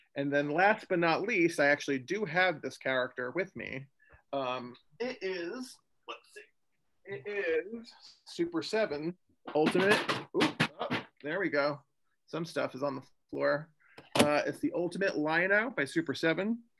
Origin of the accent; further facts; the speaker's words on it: New Jersey, United States; moved away; I'm from Jersey originally